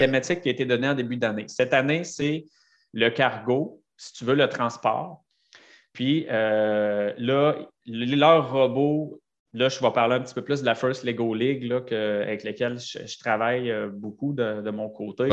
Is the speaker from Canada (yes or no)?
yes; Sainte-Brigitte-de-Laval, Quebec, Canada; je viens de Sainte-Brigitte de Laval